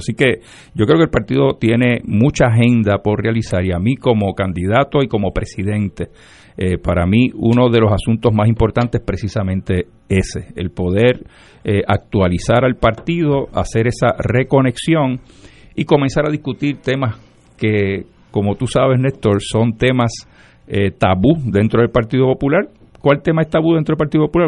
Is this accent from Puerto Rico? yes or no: yes; Lares, Puerto Rico; nací y me crié en Lares